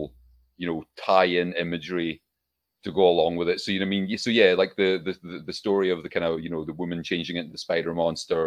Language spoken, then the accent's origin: English; Scotland, United Kingdom; also born or lived in Glasgow; we're Scottish.